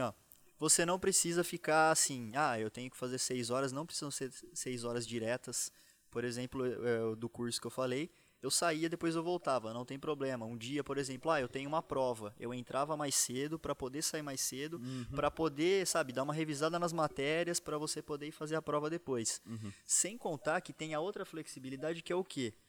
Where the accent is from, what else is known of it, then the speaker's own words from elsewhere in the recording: São Carlos, São Paulo, Brazil; Eu sou do interior de São Paulo, sou de São Carlos